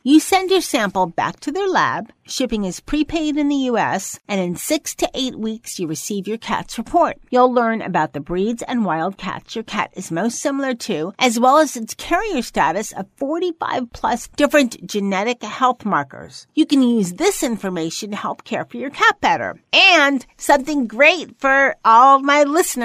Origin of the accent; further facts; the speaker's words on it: New York, United States; also born or lived in Los Angeles; I was born in New York